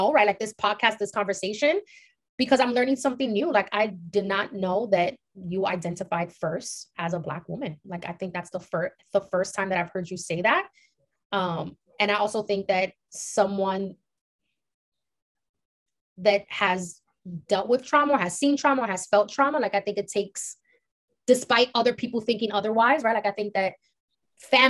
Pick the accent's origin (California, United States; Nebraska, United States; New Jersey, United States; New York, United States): New York, United States; New York City; we grew up in East Harlem, which is literally predominantly Latino